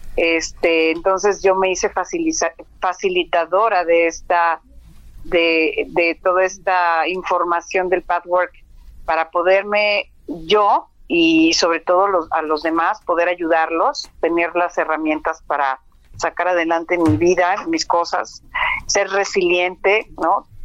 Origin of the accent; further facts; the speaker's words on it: Mexico; lo que somos como mexicanos